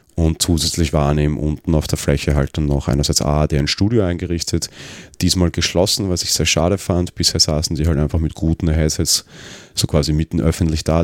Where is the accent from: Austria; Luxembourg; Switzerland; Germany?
Austria; Vienna; Ich bin Wiener, ich wohne am Stadtrand.